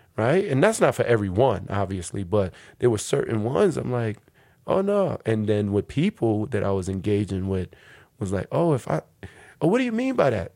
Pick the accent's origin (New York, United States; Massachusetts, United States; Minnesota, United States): New York, United States; New York City; moved away as an adult; now in Newark, United States; I grew up in New York City between Harlem and the Bronx